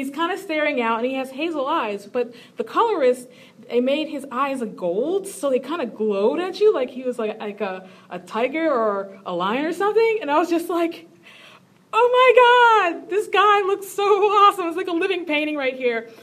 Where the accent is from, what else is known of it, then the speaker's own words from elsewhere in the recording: Philadelphia, Pennsylvania, United States; moved away; also born or lived in Chicago; I'm not originally from Chicago, I'm from Philadelphia.